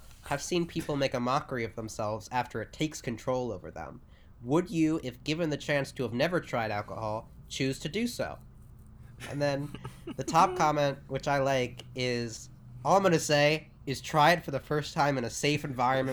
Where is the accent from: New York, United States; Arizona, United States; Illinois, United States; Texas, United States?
New York, United States; New York City; I'm from New York City